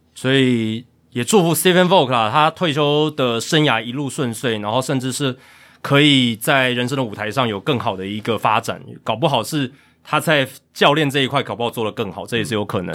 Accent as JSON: {"language": "Chinese", "country": "Taiwan", "said": "我们台湾人也都知道该去哪边看"}